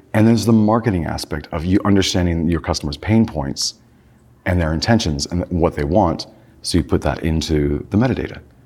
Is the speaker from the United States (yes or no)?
yes; California, United States; I grew up in California